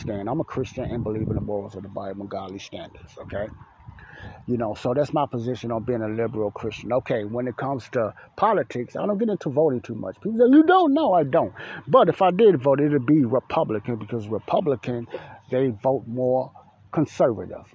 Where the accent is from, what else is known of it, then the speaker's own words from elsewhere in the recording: United States; I was born here in America